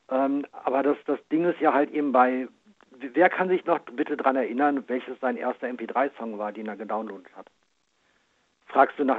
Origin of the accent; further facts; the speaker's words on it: Braunschweig, Lower Saxony, Germany; Ja, ich komme aus Braunschweig.